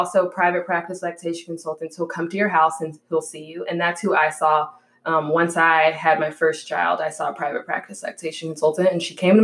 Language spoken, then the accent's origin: English; Houston, Texas, United States; I'm born and raised in Houston, Texas.